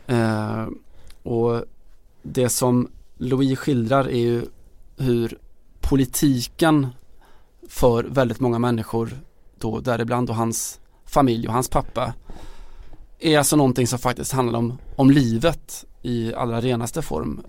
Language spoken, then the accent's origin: Swedish; Sweden; som svensk